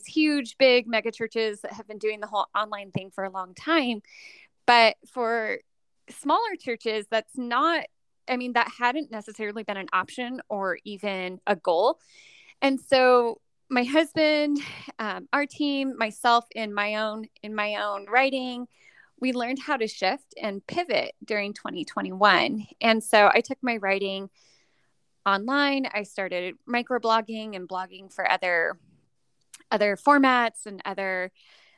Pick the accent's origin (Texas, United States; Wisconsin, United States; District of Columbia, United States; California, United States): California, United States; Orange County, Southern; moved away as an adult; also born or lived in western United States; now in Northern Nevada, United States; I'm from Southern California originally. I grew up in Orange County, LA area